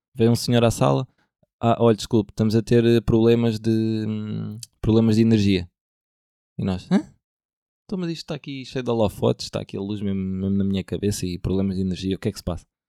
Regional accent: Portugal; sou português

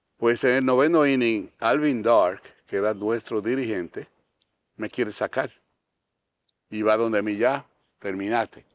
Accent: Dominican Republic

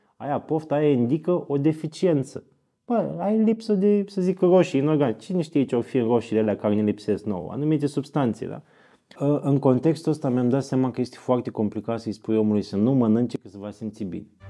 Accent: Iași, Iași County, Romania; sunt din Iași, am 40 de ani

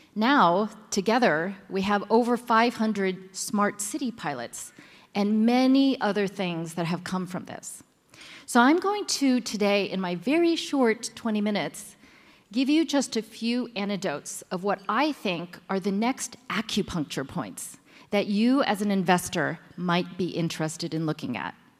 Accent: United States; now in Shanghai, China; I am actually American born Chinese with Taiwanese background who lives in Shanghai.

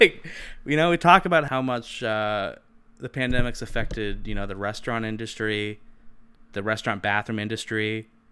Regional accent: California, United States; moved away as an adult; also born or lived in Ohio; I grew up in California

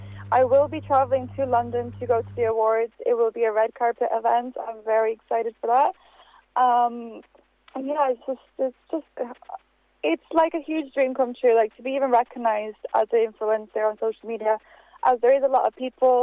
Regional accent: Bulgaria; moved away; also born or lived in Varna, Bulgaria; my home country, Bulgaria.

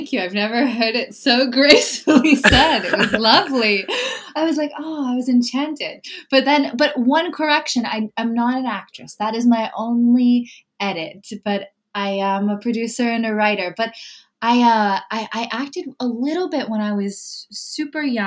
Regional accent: Malibu, California, United States; also born or lived in Topanga, California; I grew up in Malibu and in Topanga and all of these little tiny communities that are just not Los Angeles

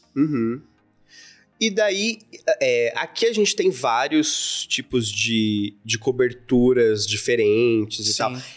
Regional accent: interior of Santa Catarina, Brazil; now in São Paulo, Brazil; Eu, eu vim do, do interior de Santa Catarina

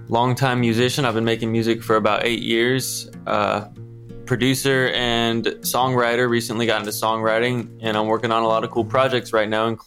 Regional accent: Cary, North Carolina, United States; Cary, right next to Raleigh. Same. Well, that's also where I'm from.

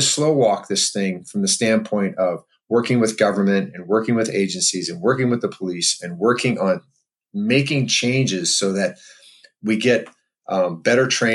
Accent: Waukegan, Illinois, United States; where I grew up in Waukegan, Illinois.

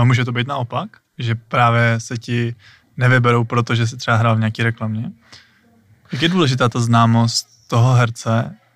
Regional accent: Hradec Králové, Hradec Králové Region, Czechia; my všichni tři jsme z Hradce

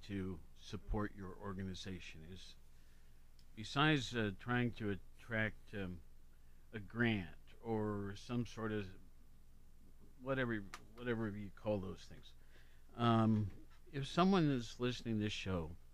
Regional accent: Worthington, Ohio, United States; also born or lived in Honolulu; now in Athens, United States; I was raised in Worthington, Columbus, lived in many big cities, a couple small ones too

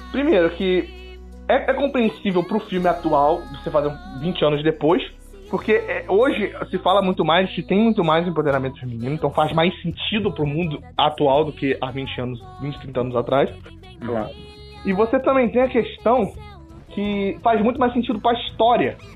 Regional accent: Rio de Janeiro, Brazil; E como eu sou carioca

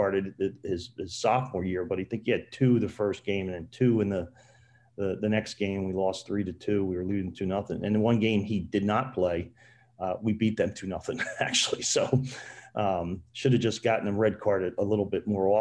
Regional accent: New Jersey, United States; one of my best friends, Dean Koski, who I grew up with in South Jersey

